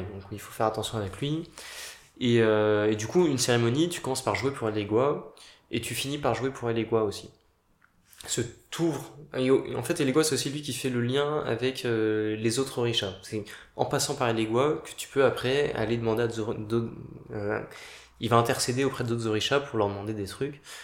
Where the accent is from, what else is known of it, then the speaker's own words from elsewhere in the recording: Paris, Île-de-France, France; je suis né à Paris, j'ai grandi à Paris